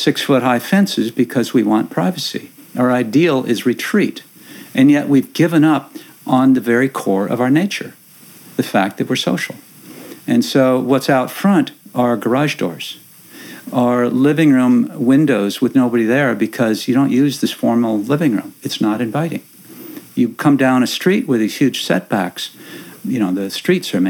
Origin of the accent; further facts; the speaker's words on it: Minnesota, United States; now in Langley, United States; the place where I grew up in Minnesota, a little small town about the same distance out from the center, where my family had lived for 100 years